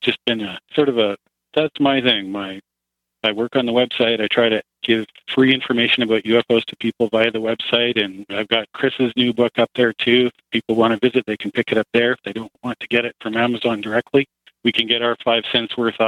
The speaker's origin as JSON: {"language": "English", "country": "Canada", "said": "Well, I'm from Canada"}